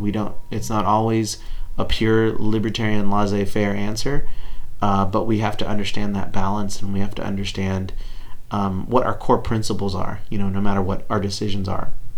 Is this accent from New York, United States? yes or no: no; Texas, United States